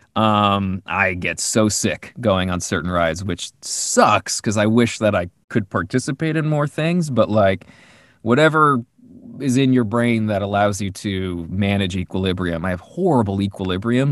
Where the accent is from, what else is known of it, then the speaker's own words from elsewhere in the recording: New Jersey, United States; we grew up in New Jersey